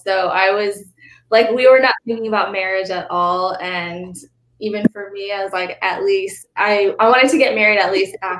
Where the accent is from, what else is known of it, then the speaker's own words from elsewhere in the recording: Pakistan; Like I'm Pakistani and, you know, the food and the language and everything.